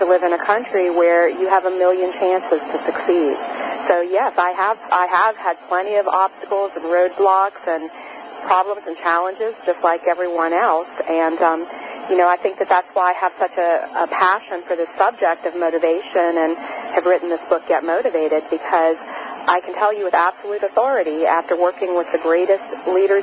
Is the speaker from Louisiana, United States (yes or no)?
yes; New Orleans, Louisiana, United States; I grew up in New Orleans, Louisiana